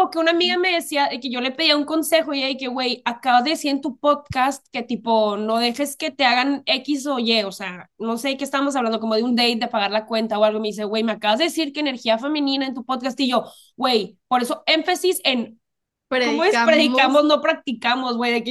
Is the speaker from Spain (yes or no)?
no; El Paso, Texas, United States; also born or lived in Juárez, Chihuahua, Mexico; nosotras somos originalmente del Paso, Texas, Juárez, Chihuahua, o sea, es frontera